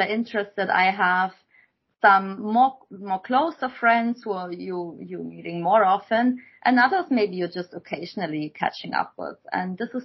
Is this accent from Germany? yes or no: yes; Germany; moved away as an adult; also born or lived in Shanghai, China; I came from Germany or from pretty much also this village lifestyle